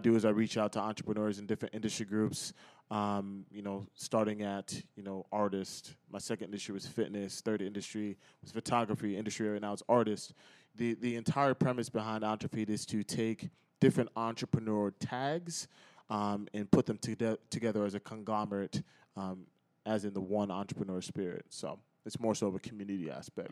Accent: United States; now in Chicago, United States; So I'm from Connecticut, New York area originally

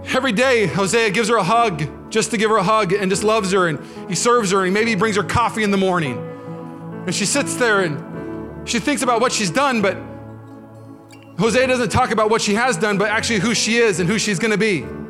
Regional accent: Washington, United States; now in California, United States; I'm from Washington State

